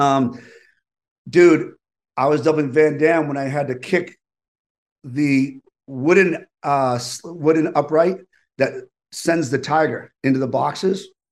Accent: East Coast, United States; growing up on the East Coast

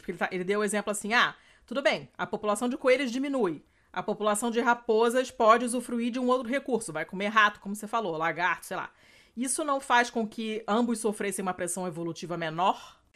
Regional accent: Rio de Janeiro, Brazil; moved away as an adult; now in Italy; no apartamento onde eu, cresci, no Rio

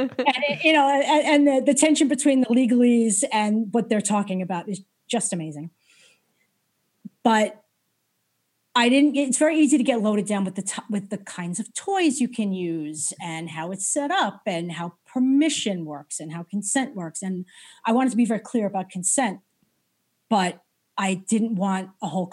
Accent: New York, United States; I was brought up in New York

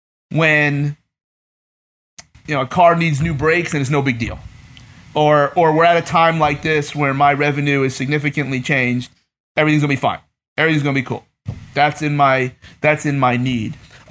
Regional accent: East Coast, United States; I grew up on the East Coast, and when you grow up on the East Coast.

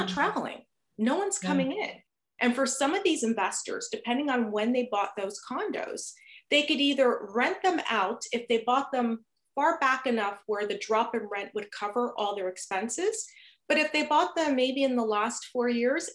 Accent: New Jersey, United States; moved away as an adult; now in Toronto, Canada; originally I'm from New Jersey. So if you detect a slight little accent, and of course there's always those certain words I say that just kind of comes out the accent, you'll know where I'm from.

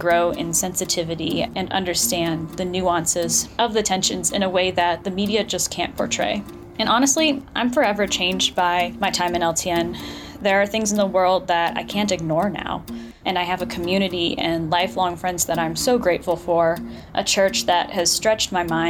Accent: Fairfax, Virginia, United States; I am from Fairfax, Virginia.

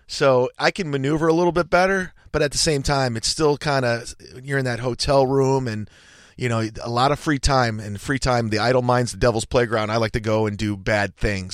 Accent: Cleveland, Ohio, United States; it was in Cleveland, my hometown.

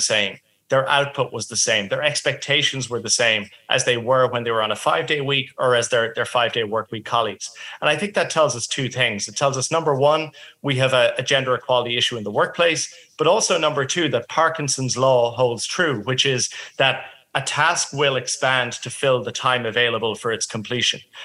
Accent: Ireland; now in Australia; I'm originally from Ireland

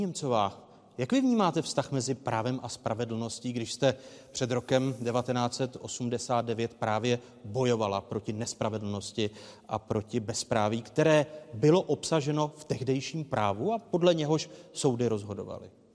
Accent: Czechia; my jako Češi, Moravané a Slezané

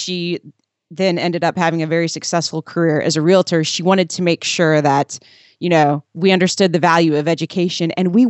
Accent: Indiana, United States; I grew up in Southern Indiana and was encouraged at an early age to, you know, take piano lessons and play sports

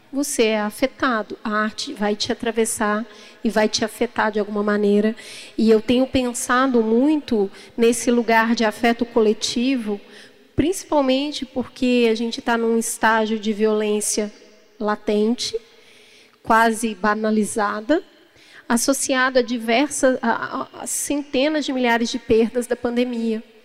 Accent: Brazil; Enquanto brasileiros

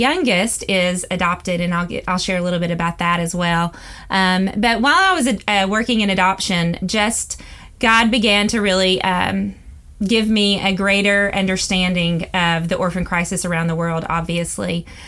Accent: Tennessee, United States; also born or lived in Mississippi; Well, it's pretty plain to hear that I am from the South. And so I was born and raised in, born in Mississippi, raised in Tennessee, to amazing parents, and just had a great childhood.

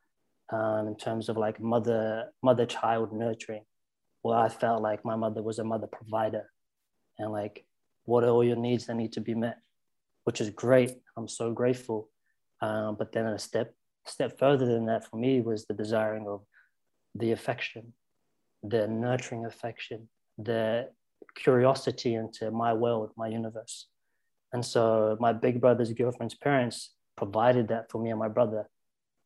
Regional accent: South Island, New Zealand; when I say where I'm from, I say I'm from the South Island because that's where I started to find who I was

